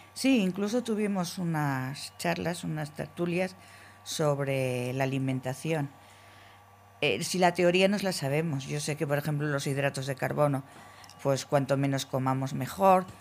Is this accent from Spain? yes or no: yes; Logroño, La Rioja, Spain; Yo soy de Logroño